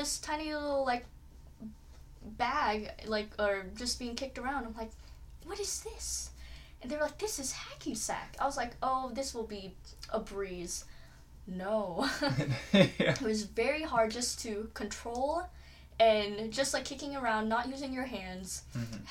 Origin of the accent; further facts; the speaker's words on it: Kansas, United States; also born or lived in Philippines; I was born and raised in the Philippines, moved here around when I was 7 years old, and ever since then I've been here in the lovely state of Kansas